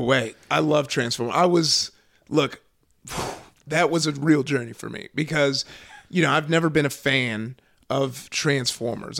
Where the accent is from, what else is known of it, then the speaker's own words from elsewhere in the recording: Southern California, United States; I grew up out here in Southern California